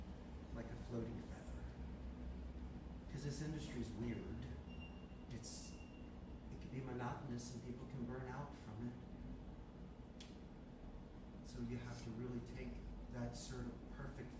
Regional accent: Philadelphia, Pennsylvania, United States; moved away as an adult; now in Costa Rica; I'm from Philly

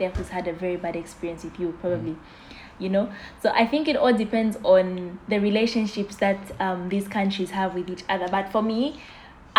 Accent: Zambia; I'm from Zambia

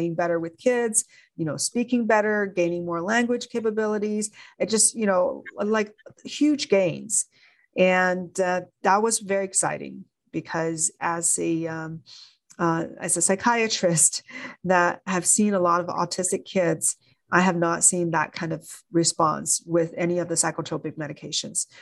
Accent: China; moved away as an adult; now in United States; Growing up in China

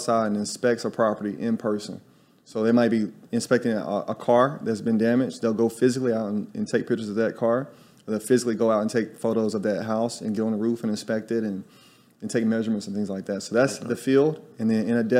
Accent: Tuscaloosa, Alabama, United States; moved away as an adult; also born or lived in New York City; now in Salvador, Brazil; I'm from Tuscaloosa, Alabama.

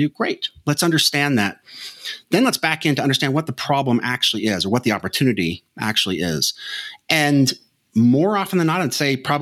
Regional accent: Las Vegas, Nevada, United States; a kid growing up in Las Vegas, Nevada

